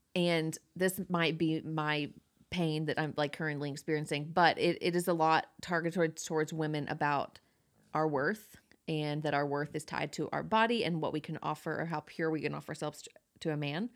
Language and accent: English; Georgia, United States; born or raised there